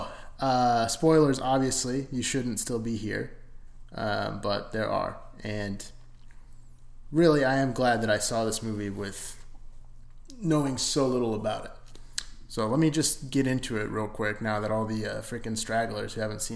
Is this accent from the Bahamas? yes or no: no; Arizona, United States; I'm from Arizona too